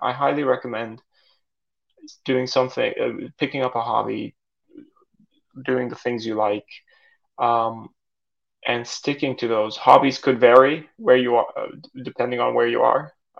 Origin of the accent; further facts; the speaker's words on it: Saudi Arabia; now in Canada; So I grew up in Saudi Arabia in an expat community. My parents are Turkish. We would speak Turkish at home, English at school, and the kids I grew up with were also expats from all over the world.